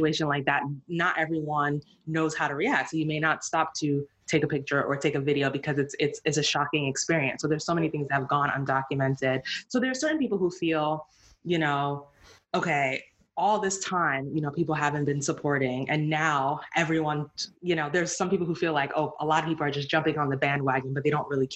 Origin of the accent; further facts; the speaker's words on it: United States; also born or lived in Nigeria; I'm Nigerian, but I grew up here, you know, born here, raised almost entirely here, with the exception of a few years in Nigeria. Like, I'm a Black person, I'm American